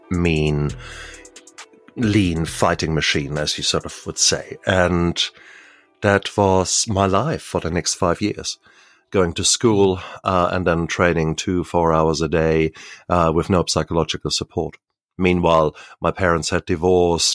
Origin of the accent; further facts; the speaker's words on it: Germany; So 1966, born in Germany, and born in the American sector of Germany.